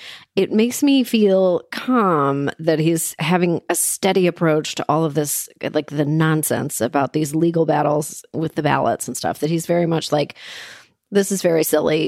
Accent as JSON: {"language": "English", "country": "Canada", "said": "I'm Canadian."}